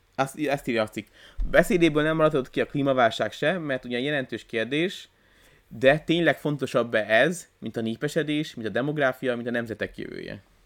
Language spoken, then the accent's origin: Hungarian; Hungary; én magyar ember vagyok